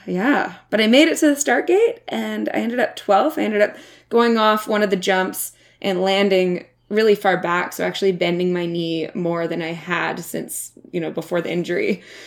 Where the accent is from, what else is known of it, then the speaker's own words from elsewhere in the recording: Whistler, British Columbia, Canada; I grew up in Whistler, B C, like I just said, and it's a ski town.